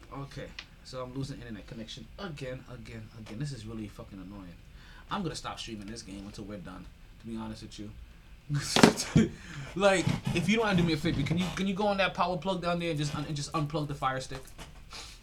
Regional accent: New York, United States; now in South Florida, United States; I'm from New York.

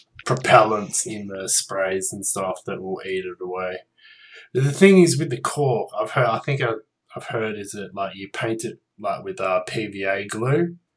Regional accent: Australia; I'm Australian.

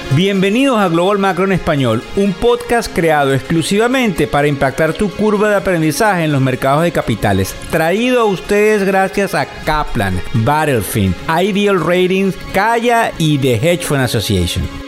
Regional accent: Venezuela; como venezolano

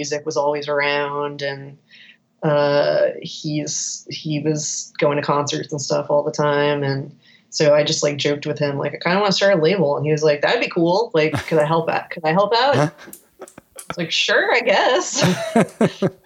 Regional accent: South Florida, United States; we're from South Florida

